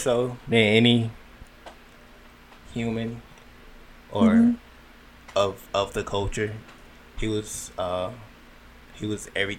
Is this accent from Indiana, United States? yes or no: no; coastal North Carolina, United States; moved away; North Carolina. Coastal. Eaton.